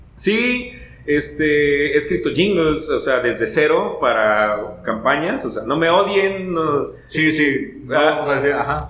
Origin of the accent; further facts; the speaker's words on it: Martínez de la Torre, Veracruz, Mexico; now in Xalapa, Mexico; nací en el Hospital de las Monjas de Martínez de la Torre